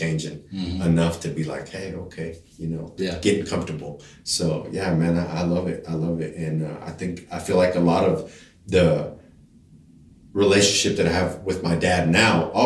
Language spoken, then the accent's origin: English; Denver City, Texas, United States; also born or lived in El Paso, Texas / Connecticut; Growing up in Denver City, you know, I think when I graduated high school, population was like 5,500 people